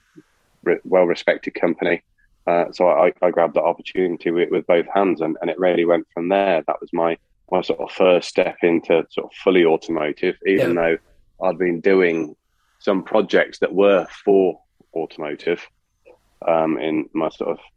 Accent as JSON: {"language": "English", "country": "United Kingdom", "tie": "born or raised there", "said": "I grew up near Silverstone"}